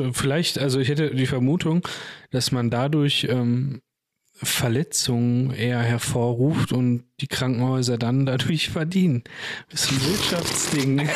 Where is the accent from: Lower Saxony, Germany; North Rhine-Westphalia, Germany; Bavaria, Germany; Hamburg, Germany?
North Rhine-Westphalia, Germany; Bochum; Ich bin größtenteils in Weidmar und Ehrenfeld dort aufgewachsen.